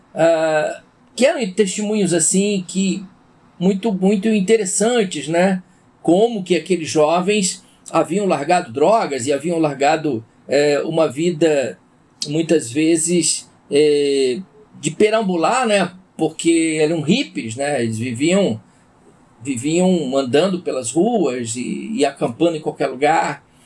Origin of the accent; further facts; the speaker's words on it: São Paulo, Brazil; moved away as an adult; now in Rio de Janeiro, Brazil; sou paulistano, né? Eu fui criado em São Paulo. Por mais que eu já esteja 22 anos no Rio, mas eu fui criado em São Paulo